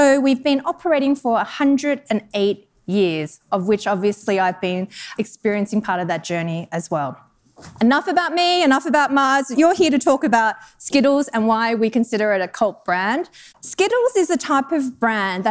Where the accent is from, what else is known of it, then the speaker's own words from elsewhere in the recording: Australia; moved away as an adult; also born or lived in Denmark / Netherlands / United Kingdom; now in Chicago, United States; I'm actually from Australia originally.